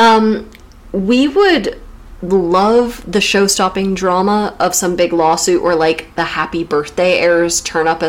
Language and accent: English; United States; accent: American; moved away as an adult; now in United Kingdom